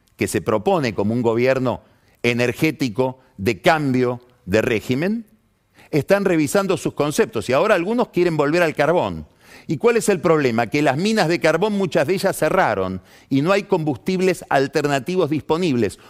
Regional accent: Argentina

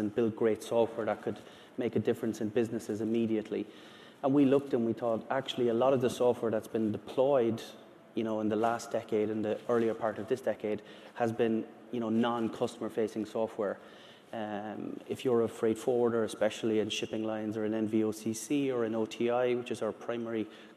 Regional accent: Ireland; I'm from Ireland.

